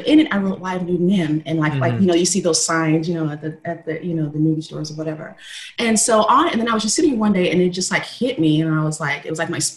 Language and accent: English; Texas, United States; So I come from cowboy family, black cowboys that live, in Texas